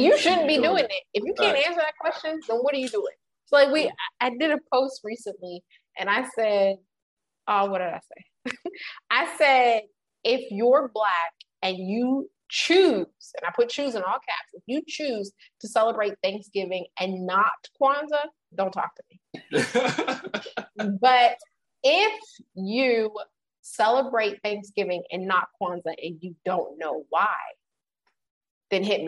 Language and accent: English; United States; as an American